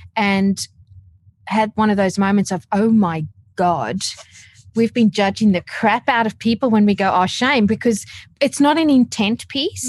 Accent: South Africa; now in Australia; growing up in South Africa, but I have been here in Australia for almost 13 years

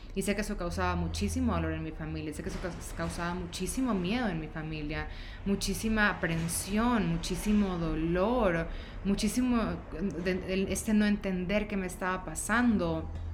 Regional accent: Ecuador; moved away as an adult; also born or lived in Guayaquil; now in Mexico City, Mexico; soy de Ecuador

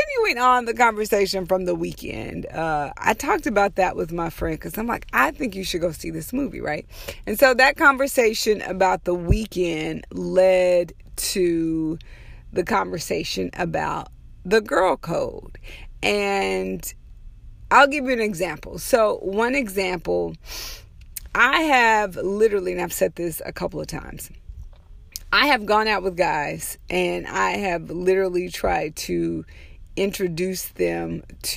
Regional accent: United States; we as African American women

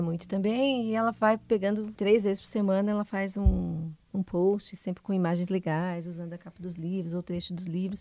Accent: Curitiba, Paraná, Brazil; now in Guarapuava, Brazil; também sou curitibana

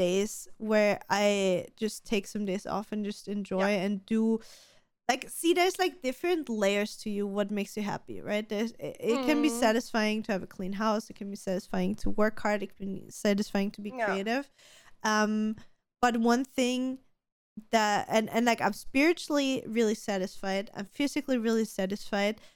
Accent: Austria; we're both from Austria

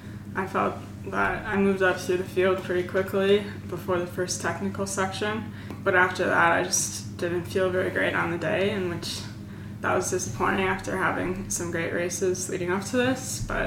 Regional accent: Madison, Wisconsin, United States; I also race for CXD Trek Bikes, and I'm from Madison, Wisconsin.

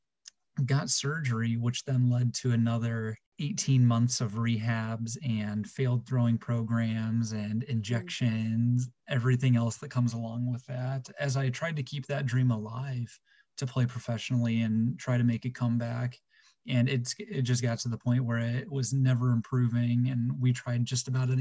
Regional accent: Midwest, United States; being a Midwest guy

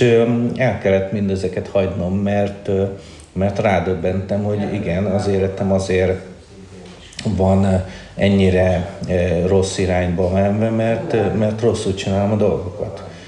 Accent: Budapest, Hungary; én egy, ö, ö, Csengó, ö, származású családban születtem, már Budapesten

